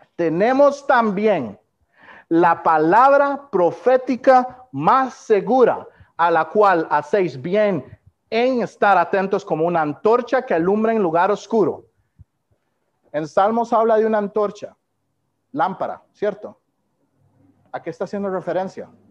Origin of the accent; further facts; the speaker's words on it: Costa Rica; moved away as an adult; nací y fui criado en Costa Rica